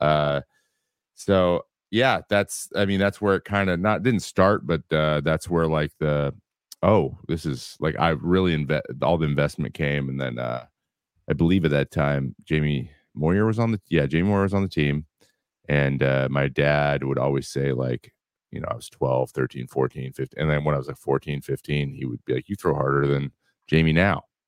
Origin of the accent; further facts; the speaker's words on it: Kelso, Washington, United States; I grew up in Kelso, Washington